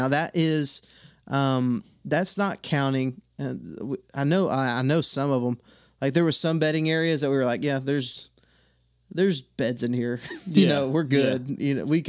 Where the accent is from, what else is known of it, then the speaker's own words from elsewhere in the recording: Texas, United States; now in Alabama, United States; I'm from Texas, now I live in Alabama.